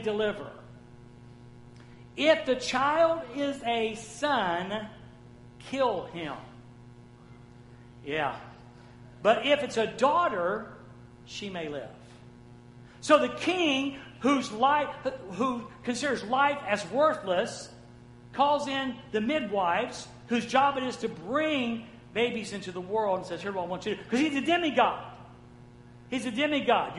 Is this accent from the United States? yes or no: yes; the American South, United States; as a Southerner